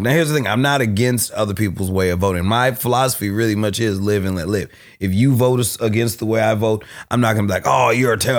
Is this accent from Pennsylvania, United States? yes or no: no; Berkeley, California, United States; being from Berkeley, I grew up on, I grew up in South Berkeley